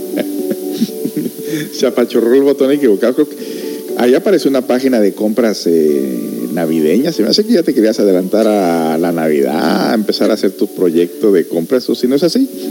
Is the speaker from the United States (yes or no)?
yes; United States; moved away; yo soy de Estados Unidos